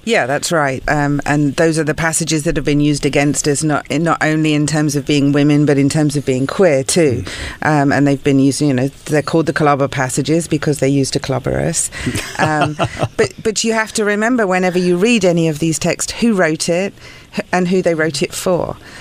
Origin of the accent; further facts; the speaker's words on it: United Kingdom; moved away as an adult; now in United States; I'm British, so coming from a country where church and state are not separate